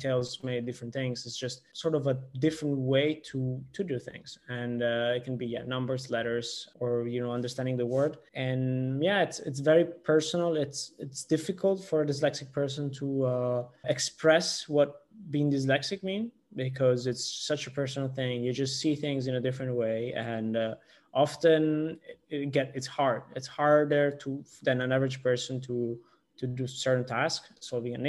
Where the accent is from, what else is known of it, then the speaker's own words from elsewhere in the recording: Italy; accent: Italian; moved away as an adult; also born or lived in Netherlands; now in Bordeaux, France; Italian. Probably you can tell from my accent.